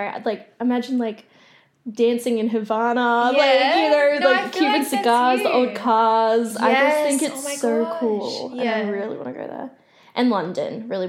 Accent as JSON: {"language": "English", "area": "South Gippsland", "region": "Victoria", "country": "Australia", "tie": "born or raised there", "said": "Like, I grew up in South Gippsland and stuff."}